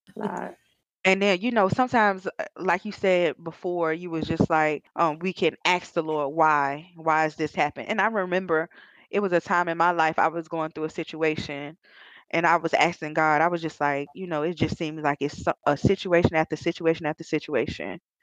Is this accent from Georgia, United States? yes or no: yes; Georgia, United States; I was raised in Georgia